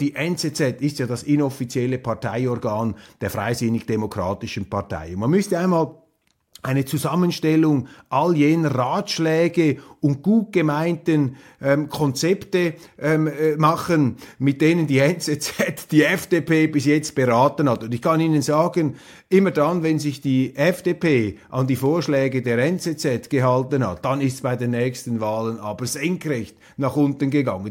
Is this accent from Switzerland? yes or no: yes; Switzerland; als Schweizer